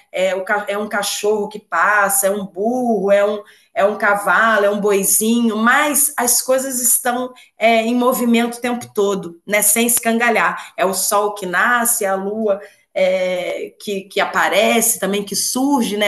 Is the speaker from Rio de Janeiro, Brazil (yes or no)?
yes; Rio de Janeiro, Brazil; moved away as an adult; now in Juiz de Fora, Brazil; eu sou carioca, né? E moro em Juiz de Fora, em Minas. Mudei para Minas tem mais ou menos uns 11 anos